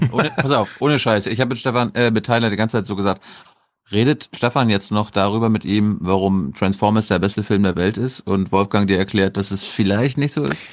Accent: Berlin, Germany; als Berliner, der jetzt zurückgekommen ist

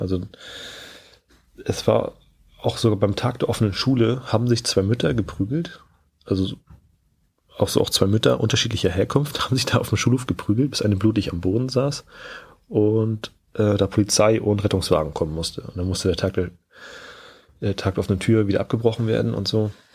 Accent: Schleswig-Holstein, Germany; moved away as an adult; also born or lived in Lower Saxony; Ich komme gebürtig aus Schleswig-Holstein

